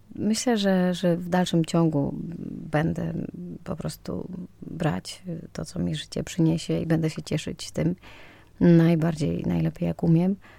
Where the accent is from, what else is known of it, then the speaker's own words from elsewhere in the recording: Mostyska, Lviv Oblast, Ukraine; Polish is a second language; moved away as an adult; also born or lived in Kraków; now in Poland; urodziłam się w Mościskach w Ukrainie, 15 km od granicy polsko-ukraińskiej